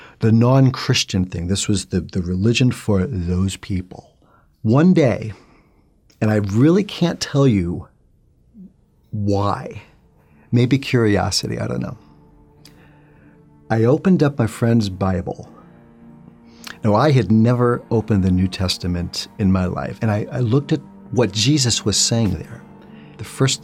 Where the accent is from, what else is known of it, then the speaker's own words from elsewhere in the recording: New York City, New York, United States; I'm originally from New York City. Grew up in a Jewish home